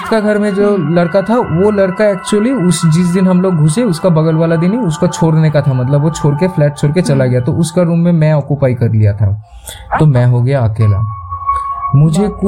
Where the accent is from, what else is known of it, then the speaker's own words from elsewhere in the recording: Kharagpur, West Bengal, India; also born or lived in Kolkata; देखो को मैं खुद पला बड़ा हूँ खड़गपुर से